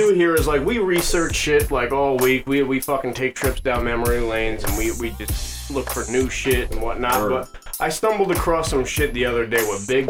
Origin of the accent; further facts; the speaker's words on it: East Coast, United States; we grew up on the East Coast